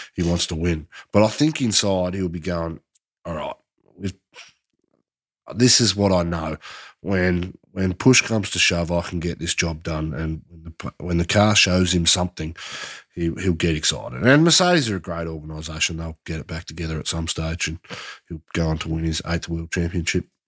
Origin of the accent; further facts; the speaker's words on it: Australia; us as Aussie fans